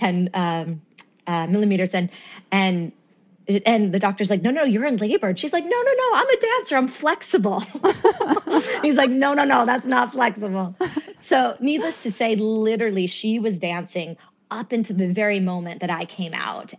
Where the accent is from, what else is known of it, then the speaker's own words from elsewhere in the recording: New York, United States; also born or lived in Winston-Salem, North Carolina; I was actually born in Brooklyn, New York